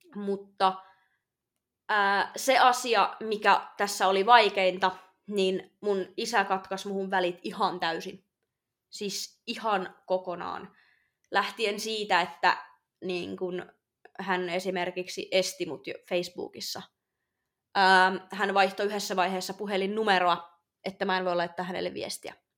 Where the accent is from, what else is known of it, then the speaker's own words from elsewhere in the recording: Oulu, North Ostrobothnia, Finland; mä olen syntynyt toukokuussa vuonna 2000 Oulussa